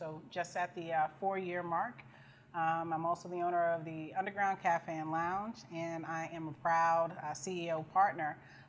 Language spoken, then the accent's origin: English; Boston, Massachusetts, United States; I am an entrepreneur here from the city of Boston, born and raised in Roxbury, Dorchester, Jamaica Plain, like all around.